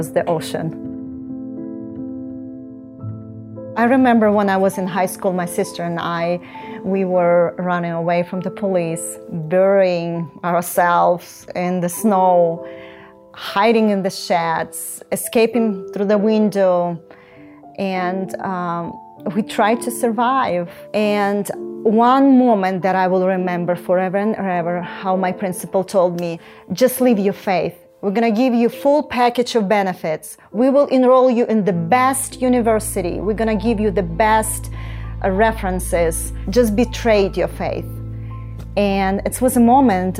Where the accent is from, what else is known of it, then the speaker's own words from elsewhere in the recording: Ukraine; I was born in Ukraine in 1968